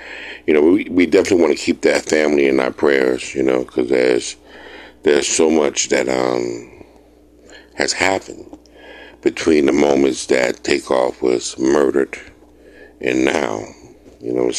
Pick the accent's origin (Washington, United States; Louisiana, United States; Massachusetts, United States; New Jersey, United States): Louisiana, United States; New Orleans; moved away as an adult; also born or lived in Alabama; now in Mississippi, United States; I was born and raised in New Orleans.